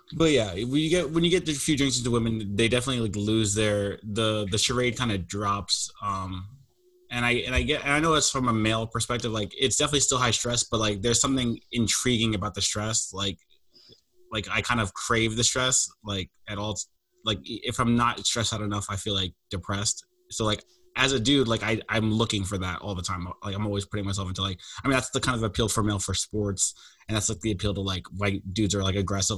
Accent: United States; I'm American

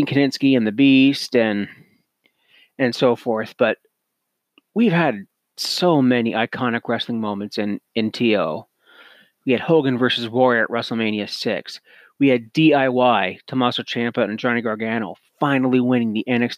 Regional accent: Cannington, Ontario, Canada; also born or lived in Lindsay, Ontario / Grey Bruce Peninsula, Ontario; I was born in Lindsay, Ontario, raised in Cannington. Now I live on the Grey Bruce Peninsula

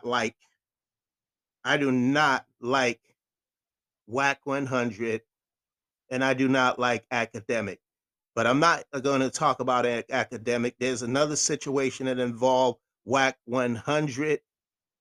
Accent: Boston, Massachusetts, United States; I'm from Boston

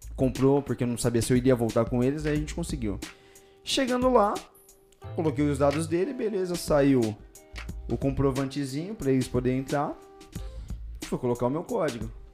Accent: São Paulo, Brazil; accent: paulista

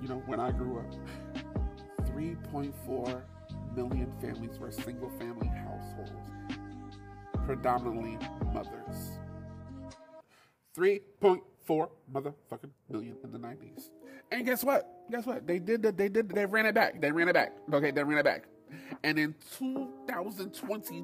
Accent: New York, United States; being a New Yorker

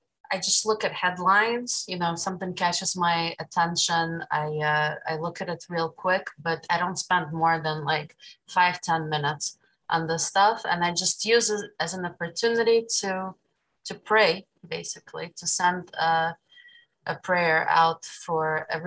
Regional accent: Ukraine; now in Brooklyn, United States; I was born in Ukraine.

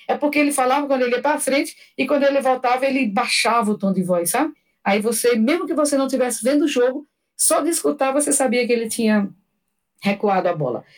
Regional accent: Paraíba, Brazil; tem os grupos da Paraíba, né, de onde eu sou originária

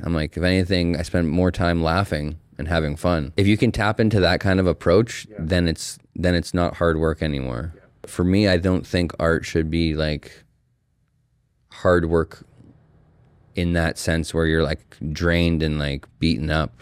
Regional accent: Calgary, Alberta, Canada; I'm an artist and muralist born and raised in Calgary, Alberta

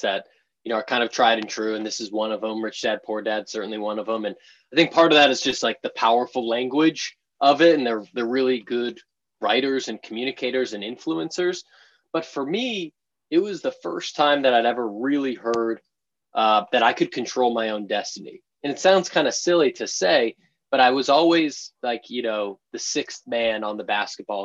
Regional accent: just outside of Boston, Massachusetts, United States; moved away as an adult; now in San Francisco, United States; I grew up in just outside of Boston in the suburbs there.

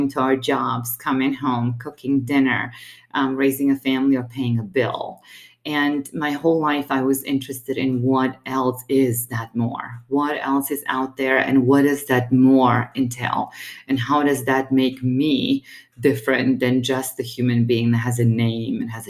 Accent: Romania; now in Colorado Springs, United States; I was born and raised in Romania.

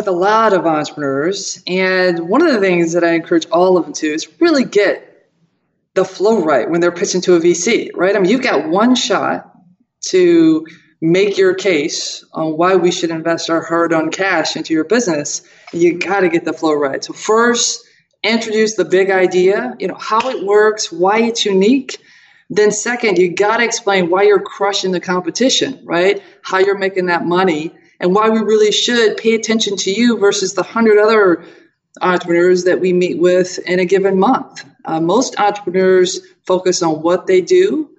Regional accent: Toledo, Ohio, United States; born there; So, hey, I was born in Toledo, Ohio, Buckeye State.

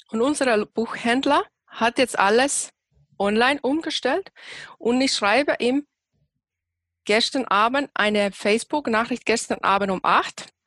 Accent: Finland; now in Germany; ursprünglich aus Finnland, wohne seit elf Jahren hier in Deutschland

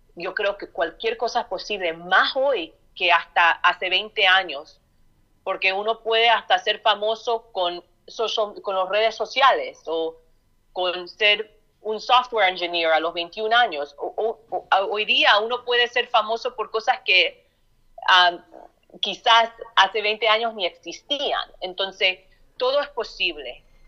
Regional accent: Chicago, Illinois, United States; nací en Chicago, Illinois

